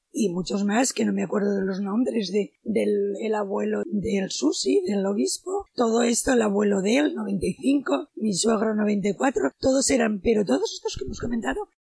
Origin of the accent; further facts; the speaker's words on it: Barcelona, Catalonia, Spain; pero aquí yo vengo de Barcelona